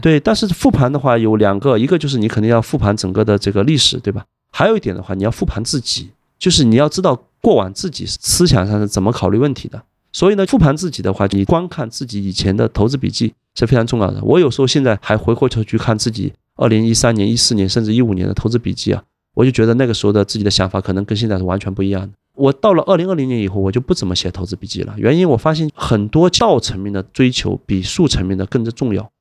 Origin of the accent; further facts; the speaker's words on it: Wenzhou, Zhejiang, China; moved away; also born or lived in Hong Kong / Shanghai / Macau; 我是温州人